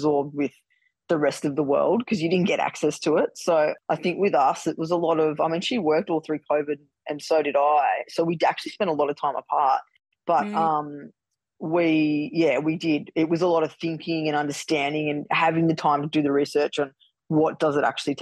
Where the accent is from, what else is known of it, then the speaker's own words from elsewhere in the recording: Melbourne, Victoria, Australia; we're all from Melbourne